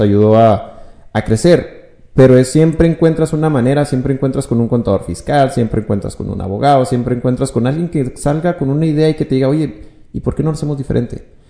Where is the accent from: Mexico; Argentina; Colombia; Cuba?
Mexico; Ciudad Juárez, Chihuahua; also born or lived in Hidalgo del Parral, Chihuahua; pues me hice juarense. Ya tengo casi 24, 25 años aquí en Ciudad Juárez